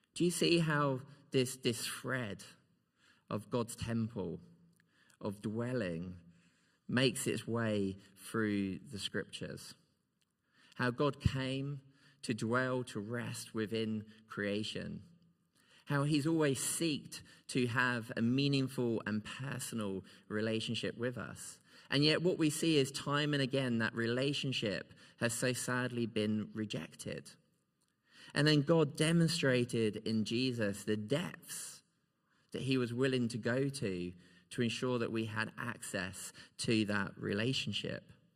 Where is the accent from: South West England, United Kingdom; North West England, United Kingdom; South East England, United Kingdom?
South East England, United Kingdom; Kent; moved away as an adult; now in Scotland, United Kingdom; I have a place that I would always call home still in Kent. Because this is a place where I grew up